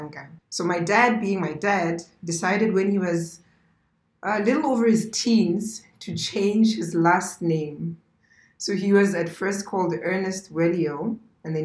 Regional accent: Maun, North-West District, Botswana; also born or lived in South Africa; I grew up in Maun. I'm a Maun baby.

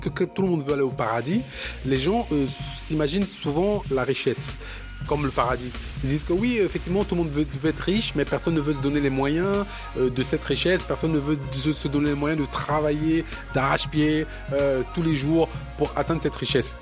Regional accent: Cameroon; moi, je, je viens du Cameroun

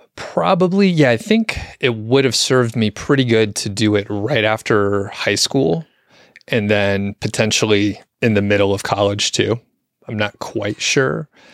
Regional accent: Atlanta, Georgia, United States; I'm from the Atlanta area

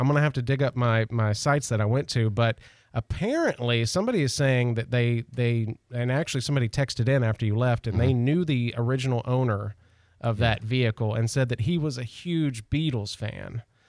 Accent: the South, United States; I'm from the South

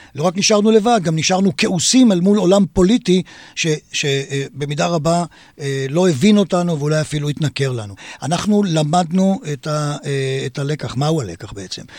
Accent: Israel; נולדתי בכפר בישראל, מוקף שדות

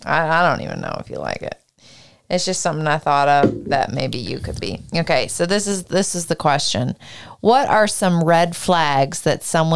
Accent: Canada; I'm from Canada.

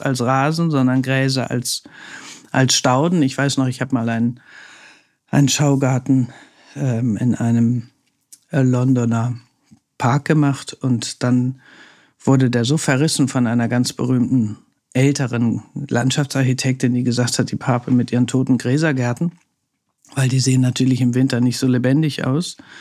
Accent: Hamburg, Germany; now in Berlin, Germany; Also ich bin ja Hanseatin, also ich komme ja aus Hamburg

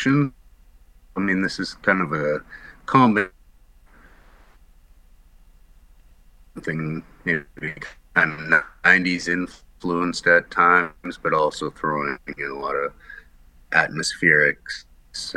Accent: Morden, Manitoba, Canada; also born or lived in Amsterdam; I'm from Morden, Manitoba

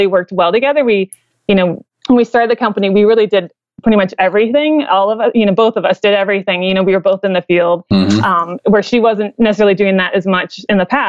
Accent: Midwest, United States; I'm from the Midwest

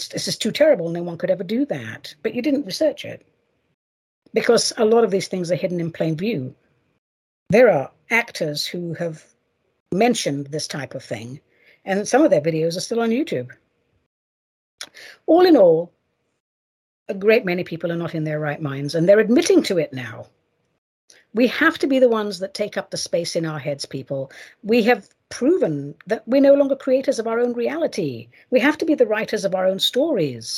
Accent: United States; I should call it as an American

